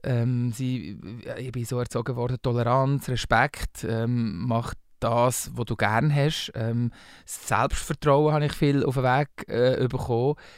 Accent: Bern, Switzerland; born or raised there; accent: Walliserdeutsch, Berndeutsch; first language Walliserdeutsch; moved away as an adult; also born or lived in Valais; now in Zurich, Switzerland

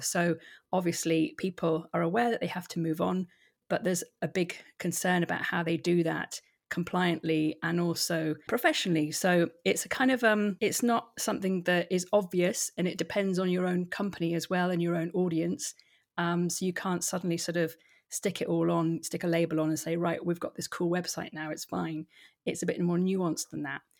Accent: Hampshire, South East England, United Kingdom; moved away as an adult; also born or lived in London; now in Edinburgh, United Kingdom; I'm originally from Hampshire

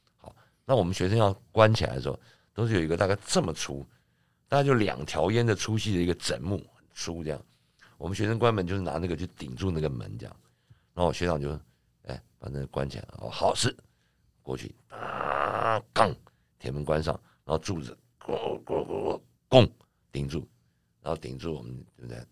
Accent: Taiwan; 我家小的时候，我们是眷村的最， 眷村的一排一排

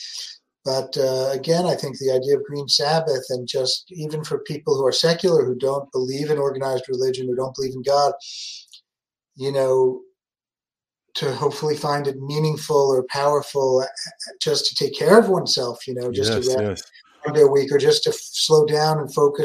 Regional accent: New York City, New York, United States; moved away as an adult; now in Berlin, Germany; I grew up in New York City, in the Bronx

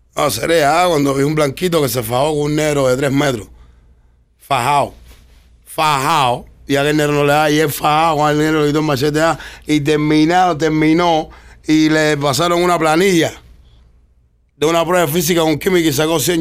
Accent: Cuba; yo soy cubano

